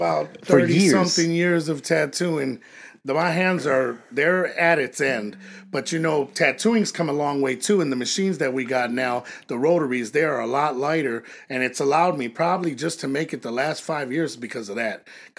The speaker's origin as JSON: {"language": "English", "town": "Chicago", "region": "Illinois", "country": "United States", "tie": "born or raised there", "said": "When I grew up in Chicago, I was cutting hair. I was lining. I was doing all that."}